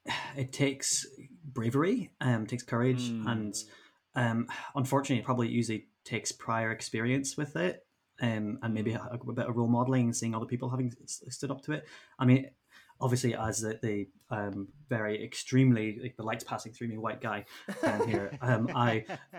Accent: Derry, Northern Ireland, United Kingdom; when I say I'm from Derry, say, oh, you're from Londonderry

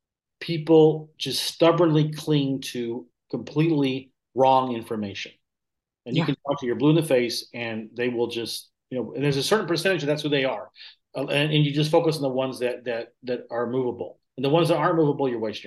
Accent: Southern United States, United States; And I'm from the South originally. I lost my accent a long time ago

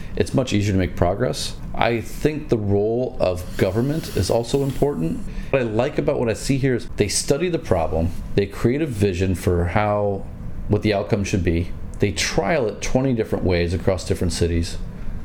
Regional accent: United States; moved away as an adult; now in China; I'm American. Yeah. And I spent a year back home last year.

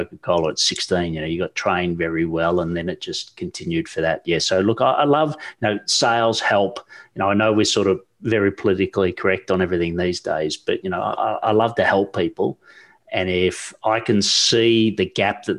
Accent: Australia; growing up in Australia

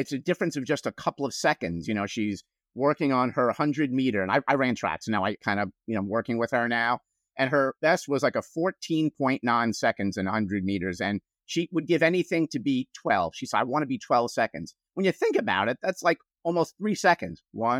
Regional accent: New York, United States; now in New Jersey, United States; even though I'm a New Yorker forced to live in New Jersey against my will, but product of the 70s

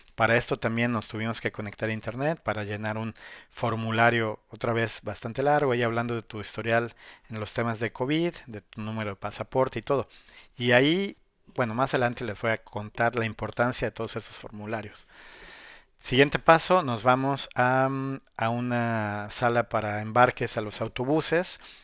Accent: Mexico; also born or lived in Puebla; now in China

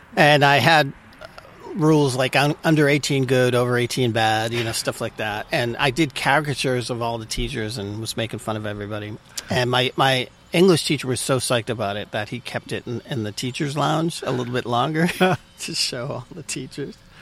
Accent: Malden, Massachusetts, United States; moved away as an adult; also born or lived in San Francisco; I grew up in Malden, Massachusetts

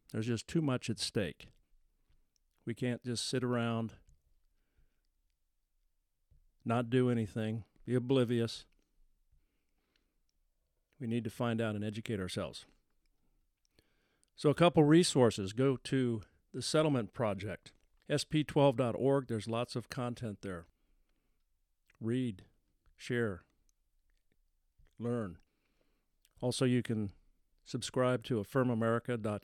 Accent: United States; As an American

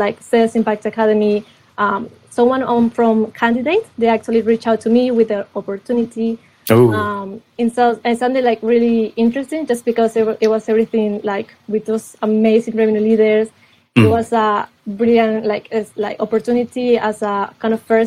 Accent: Colombia; now in London, United Kingdom; I'm from Colombia

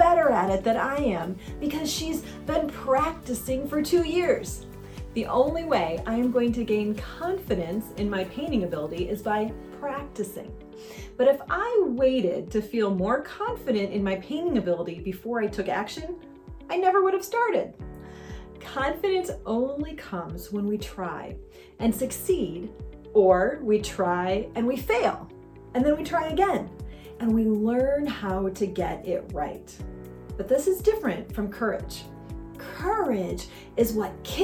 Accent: Michigan, United States; now in Southern California, United States; I grew up in Michigan on a little inland lake called Higgins Lake.

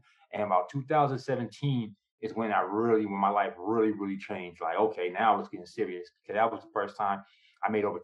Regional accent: San Diego, California, United States; also born or lived in New York; I was born in New York, grew up in San Diego, California

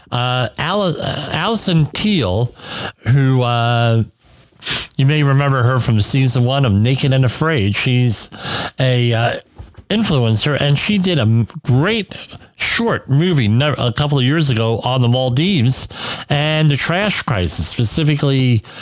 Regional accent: Woodbridge, New Jersey, United States; where I grew up on the Arthur Kill River, uh, we had huge amounts of uh, garbage from Fresh Kills landfill. I mean, largest land, one of the largest landfills in the country, washing up on Woodbridge's uh, beaches, Woodbridge, New Jersey's beaches.

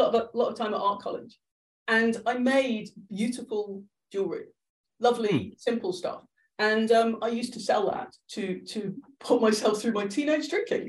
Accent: Ireland; also born or lived in Liverpool; I've moved around a lot, but yeah. Yes, so I'm Irish, despite my accent.

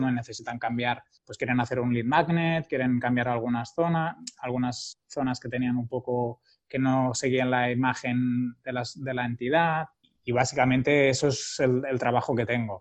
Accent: Barcelona, Catalonia, Spain; also born or lived in Girona; soy de Barcelona, aunque muchos años he estado viviendo en Girona y me siento bastante de, Girona.

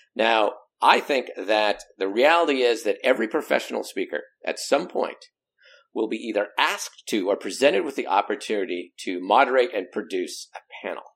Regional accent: Pacific Northwest, United States; also born or lived in Southern California; the Pacific Northwest where we don't even have an accent

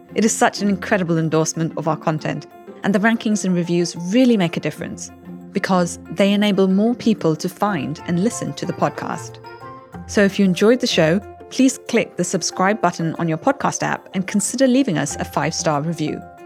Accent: Chennai, Tamil Nadu, India; Tamil Nadu is my home state. I'm from Chennai

